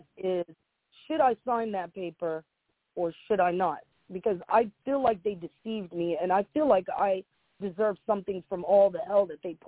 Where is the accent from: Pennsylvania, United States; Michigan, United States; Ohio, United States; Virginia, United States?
Ohio, United States; Franklin County; growing up in Franklin County Children's Services